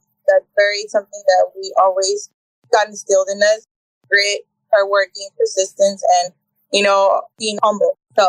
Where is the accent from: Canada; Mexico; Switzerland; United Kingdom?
Mexico; Tamaulipas; also born or lived in Houston, United States / Brownsville, United States; I was born in Houston, Texas. But I was raised pretty much majority of my time in Mexico. We would go back and forth from Tamaulipas, by Hermoso. And that's pretty much where all my childhood, was from.